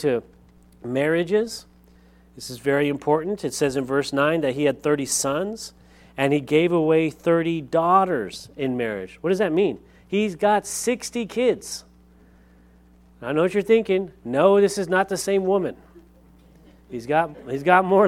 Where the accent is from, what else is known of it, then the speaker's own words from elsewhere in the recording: Lompoc, California, United States; moved away; I grew up in Lompoc, California